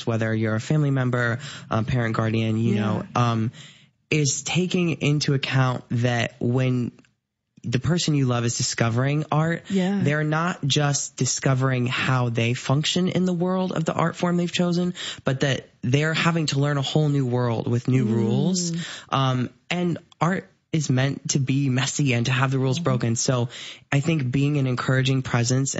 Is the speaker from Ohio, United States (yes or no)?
yes; Bellevue, Ohio, United States; moved away as an adult; now in Decatur, Illinois, United States; I am originally from Bellevue, Ohio, tiny little town over by Sandusky, Cedar Point